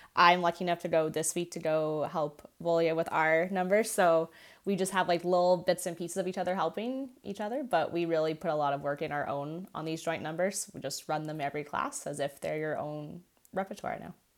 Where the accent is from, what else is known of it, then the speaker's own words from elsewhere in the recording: Canada; I am Canadian, my soul is Ukrainian